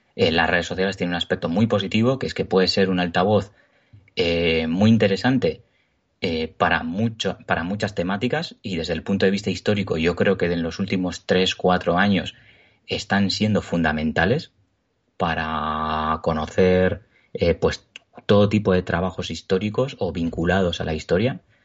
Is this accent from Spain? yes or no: yes; Basque Country, Spain; soy vasco, vivo en Euskadi, nací aquí, he vivido toda mi vida aquí